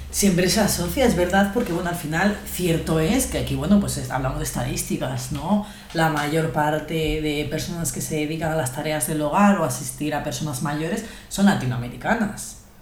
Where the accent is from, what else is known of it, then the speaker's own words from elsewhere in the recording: Guadalajara, Castilla-La Mancha, Spain; accent: Spanish; also born or lived in Ecuador; yo nací en Ecuador, pero mis padres cuando yo tenía tres añitos decidieron mudarse a España y desde entonces vivo en Guadalajara, España, que no México